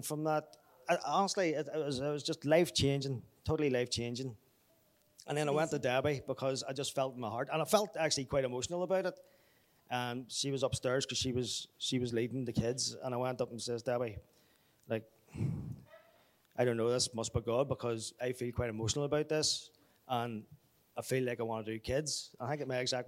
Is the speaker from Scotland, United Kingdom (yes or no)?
no; Belfast, Northern Ireland, United Kingdom; Grew up in the Apostolic, Belfast. I'm originally from Belfast.